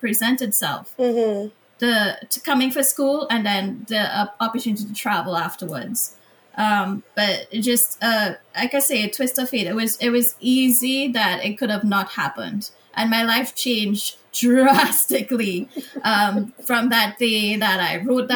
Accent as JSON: {"language": "English", "town": "Piparo", "country": "Trinidad & Tobago", "tie": "born or raised there", "moved": "yes", "lives_now": "United States", "said": "I grew up in a very small rural village in Trinidad, Piparo"}